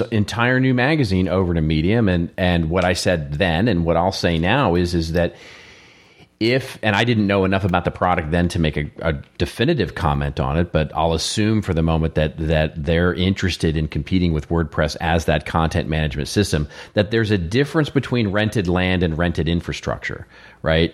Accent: Texas, United States; I'm from Texas

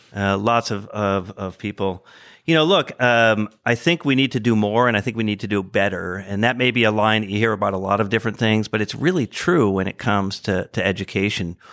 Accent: Hartford, Connecticut, United States; moved away as an adult; now in Indianapolis, United States; I grew up outside of Hartford, Connecticut

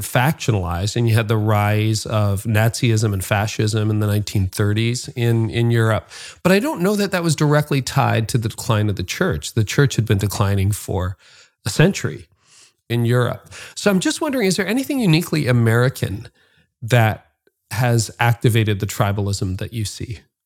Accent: Canada; as a Canadian

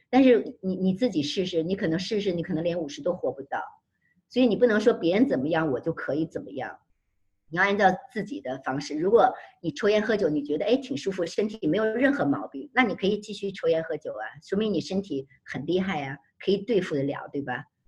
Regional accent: Beijing, China; now in United States; 我们北京人

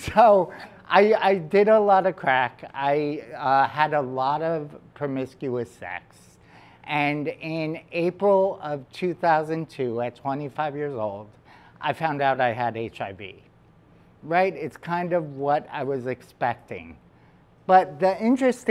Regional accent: New York City, New York, United States; she met me in Staten Island because that's where I'm from

